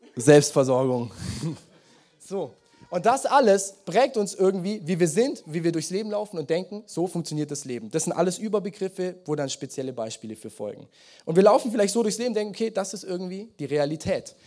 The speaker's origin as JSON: {"language": "German", "area": "Swabia", "region": "Baden-Württemberg", "country": "Germany", "said": "Mein Leben, meine Lebensstory als Schwabe."}